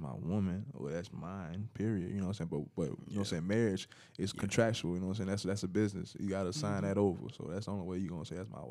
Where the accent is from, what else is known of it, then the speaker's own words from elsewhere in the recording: Florida, United States; I'm from Florida